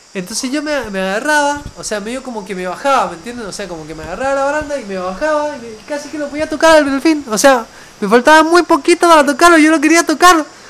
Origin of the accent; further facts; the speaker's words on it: Mendoza, Argentina; moved away; para mí que vengo de Mendoza, de una ciudad que está a los pies de la cordillera